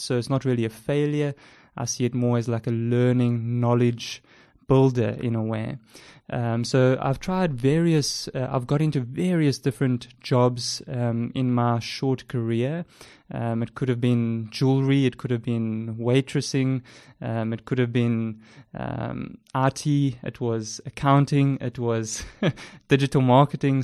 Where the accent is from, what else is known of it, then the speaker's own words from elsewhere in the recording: Port Elizabeth, Eastern Cape, South Africa; accent: South African; As you can tell by my South African accent, I live in South Africa, uh, with my wife. I've been here, um, ever since I was born. We stay in the amazing city of Port Elizabeth